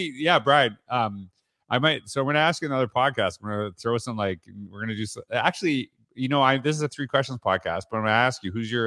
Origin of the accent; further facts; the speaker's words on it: Canada; I'm from Canada, so I'm a … guy, right?